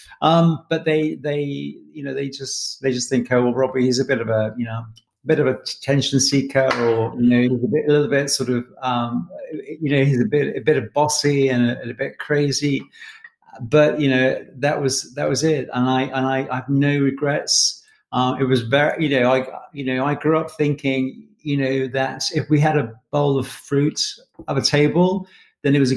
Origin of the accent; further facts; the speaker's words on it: Manchester, North West England, United Kingdom; I grew up in Manchester, my hometown, which I love